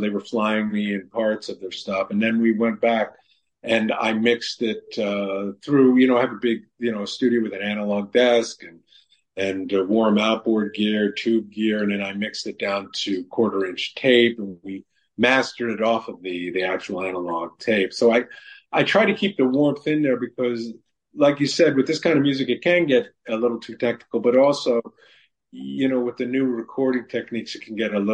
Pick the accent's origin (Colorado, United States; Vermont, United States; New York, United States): New York, United States; New York City; when I grew up in New York City